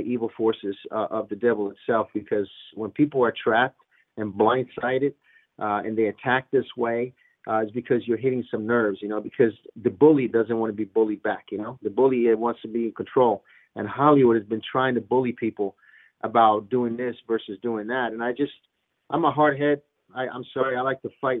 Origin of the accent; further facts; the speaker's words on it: Rome, Lazio, Italy; now in United States; from a kid, you know, growing up in Rome, Italy, and looking up to America